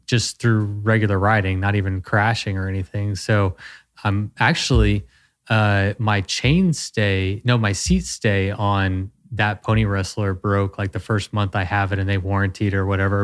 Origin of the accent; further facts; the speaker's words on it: Texas, United States; I'm a Texan